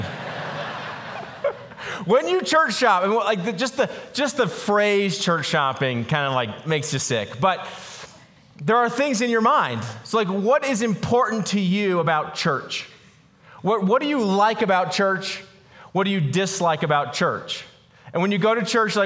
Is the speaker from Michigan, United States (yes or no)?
no; Boulder, Colorado, United States; I grew up in Boulder, Colorado